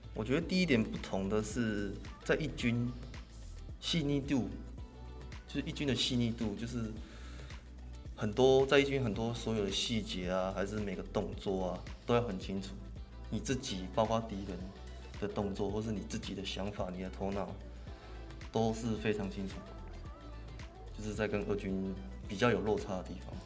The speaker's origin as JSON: {"language": "Chinese", "area": "Min'an Elementary School, Xinzhuang", "region": "New Taipei", "country": "Taiwan", "tie": "born or raised there", "said": "我就一定要转去那个新北的那个民安国小"}